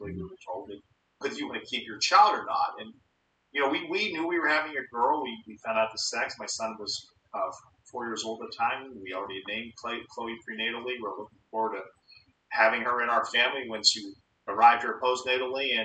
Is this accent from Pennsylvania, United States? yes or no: yes; Pittsburgh, Pennsylvania, United States; also born or lived in Atlanta, Georgia / Florida; I came back to my hometown of Pittsburgh, Pennsylvania, became a city police officer